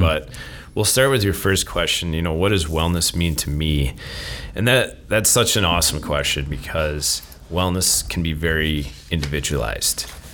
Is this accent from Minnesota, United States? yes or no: yes; Minnesota, United States; moved away as an adult; also born or lived in Arizona / Wisconsin; now in Stevens Point, United States; I grew up in Minnesota, uh, played hockey